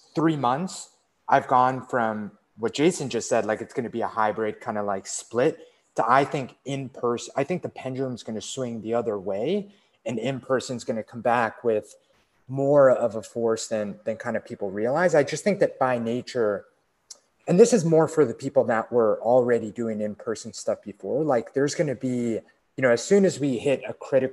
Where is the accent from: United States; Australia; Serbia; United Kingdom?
United States; East Coast; moved away; we grew up in the East Coast, spent some time in the West Coast, and now we're both like in a, like actually a different state